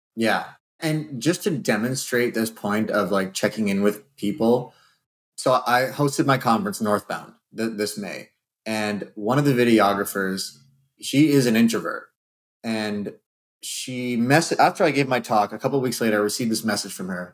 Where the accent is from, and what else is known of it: Canada